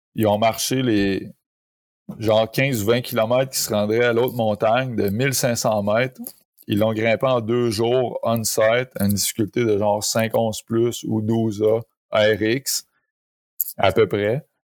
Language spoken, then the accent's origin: French; Saint-Lambert-de-Lauzon, Quebec, Canada; je viens de, je viens de la sud de Québec, Saint-Lambert de Lauzon, qui est un petit village